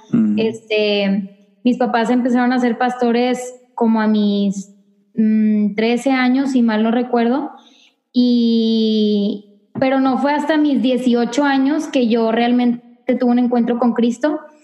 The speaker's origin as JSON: {"language": "Spanish", "town": "Monterrey", "region": "Nuevo León", "country": "Mexico", "moved": "yes", "lives_now": "El Paso, United States", "said": "tengo 25 años y soy de Monterrey, Nuevo León, la ciudad más hermosa, pero de México"}